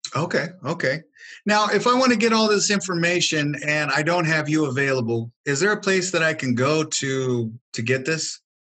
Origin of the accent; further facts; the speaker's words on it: California, United States; also born or lived in Wyoming; now in Texas, United States; I grew up in in California